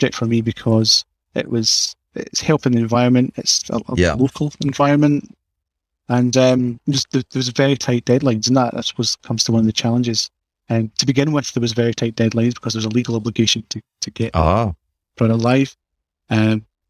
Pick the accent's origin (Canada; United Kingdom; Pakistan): United Kingdom; Scotland; accent: Scottish; I'm from Scotland, as you know, as you can tell by the accent